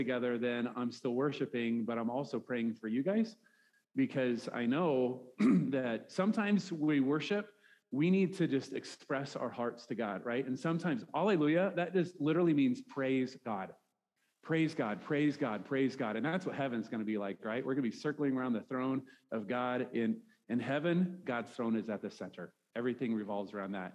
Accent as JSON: {"language": "English", "region": "Nebraska", "country": "United States", "also_born_or_lived": "Fairview, Oklahoma", "moved": "as an adult", "said": "I'm a Nebraska guy"}